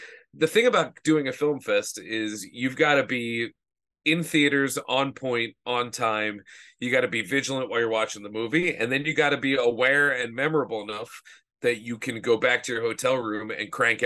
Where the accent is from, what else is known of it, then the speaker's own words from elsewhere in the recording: Philadelphia, Pennsylvania, United States; I was from Philly